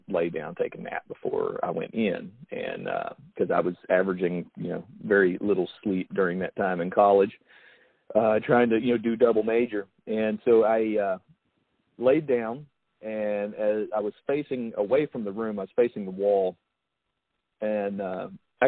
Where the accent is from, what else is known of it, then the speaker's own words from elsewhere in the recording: United States; I spent a lot of time, you know, outside as a kid. You know, that was just the way it was in Logan County, living in a mountain town